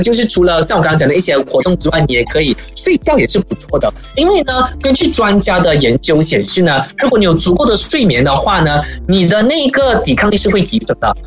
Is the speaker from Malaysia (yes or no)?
yes; Malaysia; 我们马来西亚人